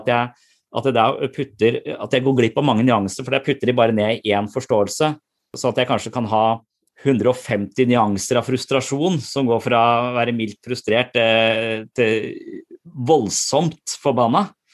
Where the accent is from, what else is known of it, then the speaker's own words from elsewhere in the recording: Eastern Norway, Norway; moved away; jobber på Sørlandet, men jeg er fra Østlandet